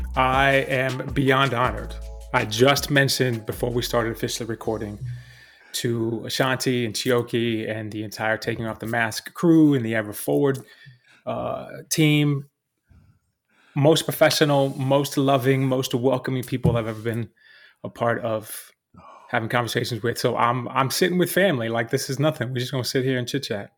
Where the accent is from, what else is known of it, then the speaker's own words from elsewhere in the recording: Texas, United States; now in New York City, United States; I'm New York City based, even though I was raised in Texas